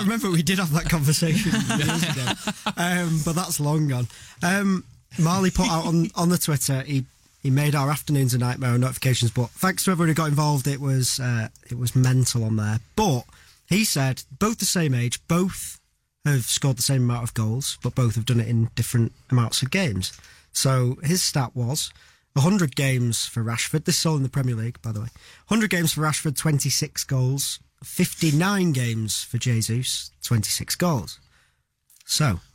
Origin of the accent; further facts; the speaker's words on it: England, United Kingdom; as an Englishman